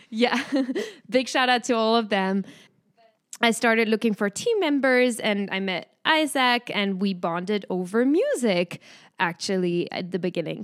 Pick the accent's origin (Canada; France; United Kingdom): France; accent: French; English is a second language; moved away as an adult; now in United States; guess it from my name and hear it from my accent, but I am from France